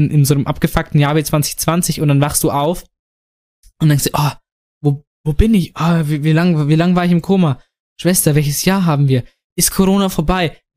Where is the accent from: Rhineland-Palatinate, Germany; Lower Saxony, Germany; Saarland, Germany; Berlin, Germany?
Saarland, Germany; Nee, ja, vielleicht, vielleicht komme ich auch, ich aus dem Saarland und bin normales Schaf.